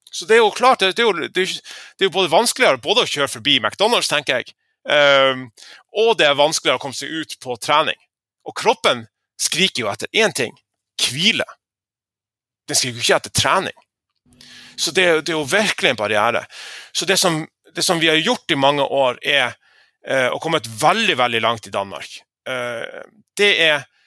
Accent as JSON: {"language": "Norwegian", "area": "Lofoten", "region": "Nordland", "country": "Norway", "moved": "yes", "said": "den måneden jeg var hjemme i Lofoten på fiskemottaket"}